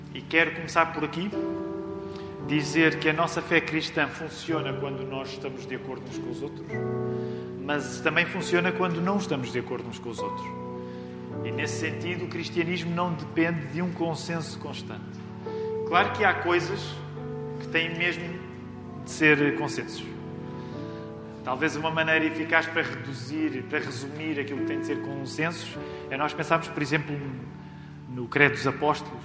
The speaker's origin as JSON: {"language": "Portuguese", "town": "Amadora", "region": "Lisbon", "country": "Portugal", "tie": "born or raised there", "said": "eu cresci na Amadora"}